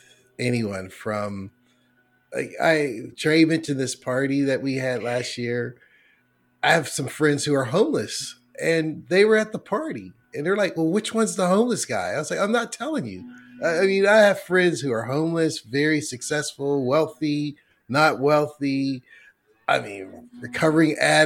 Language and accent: English; Braddock, Pennsylvania, United States; I grew up in Pittsburgh in Braddock, PA